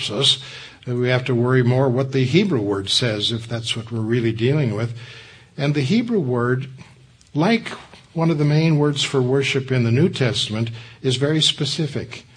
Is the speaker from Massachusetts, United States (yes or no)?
no; Southern California, United States; I grew up in Southern California